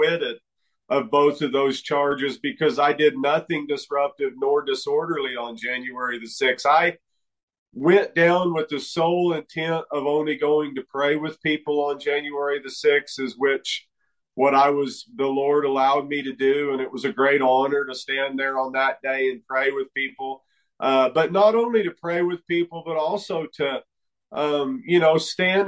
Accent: New Mexico, United States; I was raised here in New Mexico to a logging and sawmilling family

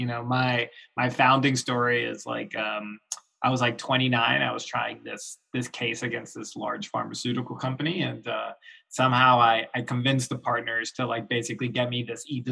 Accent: Florida, United States; also born or lived in New York; now in Chicago, United States; I grew up in Florida. I'm like, suburban Florida

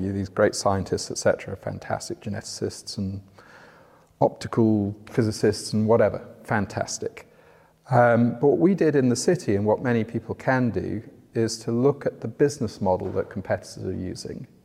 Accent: North West England, United Kingdom; also born or lived in Oxford; now in London, United Kingdom; Uh, yeah, just outside Liverpool. Uh, my parents were from Yorkshire, so my accent's definitely not from down here.

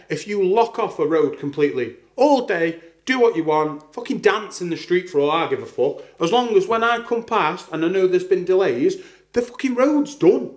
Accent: Staffordshire, West Midlands, United Kingdom; my hometown, which I won't mention

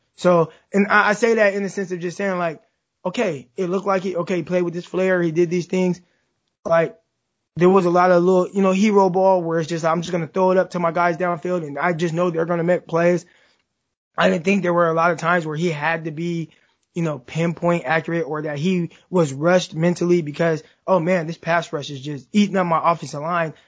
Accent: Stockton, California, United States; I'm from Stockton, California, which is 30 minutes south of Sacramento

